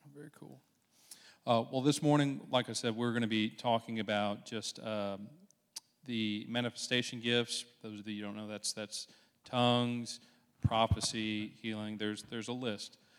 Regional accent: Dothan, Alabama, United States; I grew up in Dothan pretty much my entire life so far.

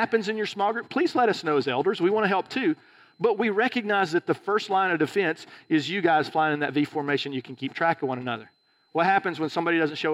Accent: Alabama, United States; moved away; also born or lived in California; I was from Alabama

